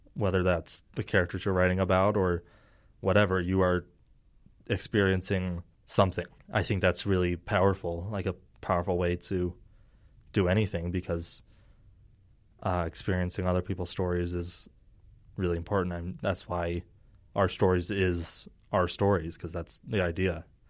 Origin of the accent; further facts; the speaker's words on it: Herriman, Utah, United States; I grew up in Harriman